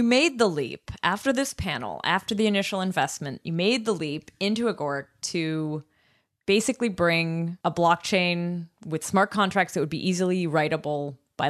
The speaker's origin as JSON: {"language": "English", "country": "Canada", "said": "I mean, I'm from Canada and I know that like checks are still a thing there. But when I moved to Europe, everyone was like, really?"}